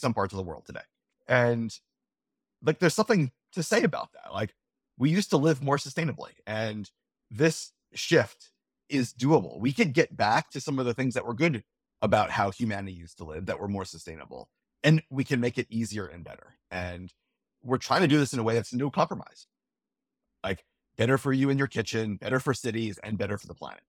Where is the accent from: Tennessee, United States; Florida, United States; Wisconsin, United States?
Florida, United States; we, we grew up in Florida